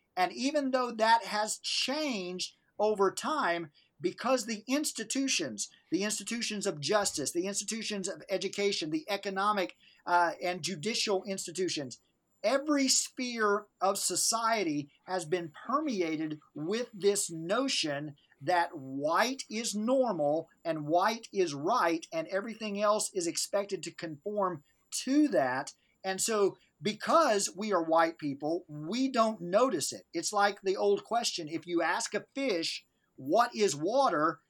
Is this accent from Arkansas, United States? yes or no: yes; Northeast Arkansas, United States; I grew up in the Mississippi River Delta, Northeast Arkansas